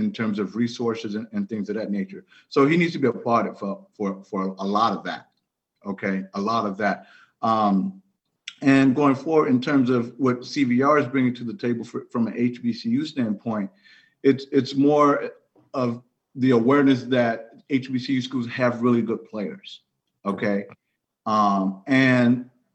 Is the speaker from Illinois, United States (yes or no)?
yes; Chicago, Illinois, United States; I'm from Chicago